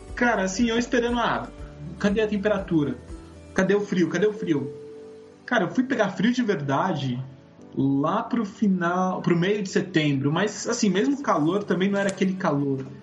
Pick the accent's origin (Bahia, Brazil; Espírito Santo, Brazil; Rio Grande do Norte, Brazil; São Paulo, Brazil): São Paulo, Brazil; tenho 28 anos e sou de São Paulo.